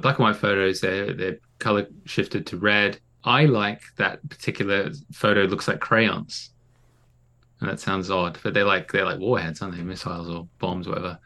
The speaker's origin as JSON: {"language": "English", "country": "Australia", "tie": "born or raised there", "moved": "yes", "lives_now": "United Kingdom", "said": "growing up in Oz"}